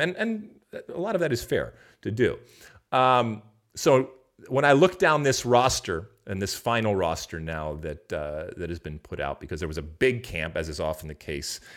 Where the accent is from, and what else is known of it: United States